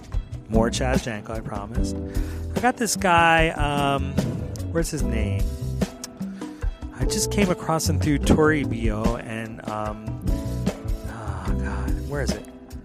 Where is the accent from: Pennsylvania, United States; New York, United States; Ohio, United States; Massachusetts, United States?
Pennsylvania, United States; Philadelphia; now in Santa Monica, United States; Philadelphia, my hometown